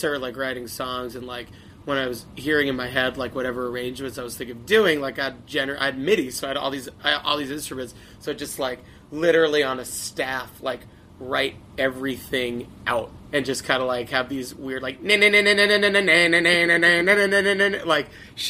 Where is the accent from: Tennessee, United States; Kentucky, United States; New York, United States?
New York, United States; Long Island; Long yeah, Long Island was awesome for that.